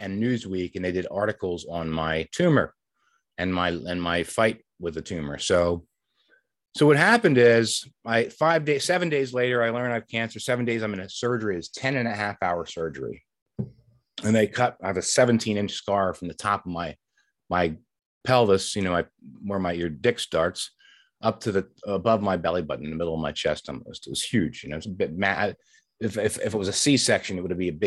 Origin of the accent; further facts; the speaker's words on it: Delran, New Jersey, United States; my hometown, Delran, New Jersey